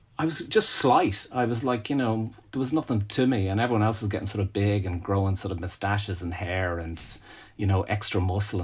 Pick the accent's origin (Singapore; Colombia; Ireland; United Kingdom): Ireland; Dublin, Leinster; I grew up in Raheny in Dublin